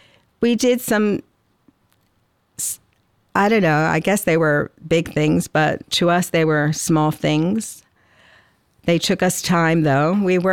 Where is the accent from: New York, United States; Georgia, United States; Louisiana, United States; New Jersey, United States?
New Jersey, United States; Atlantic City; accent: Atlantic City; you probably hear my Atlantic City accent. That's one word that I kept, that it still sounds like South Jersey.